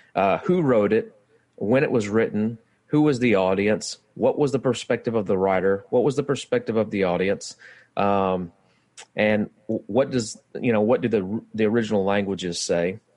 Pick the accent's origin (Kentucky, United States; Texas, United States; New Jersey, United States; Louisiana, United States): Louisiana, United States; West Monroe; I'm from West Monroe, kinda live outside of West Monroe now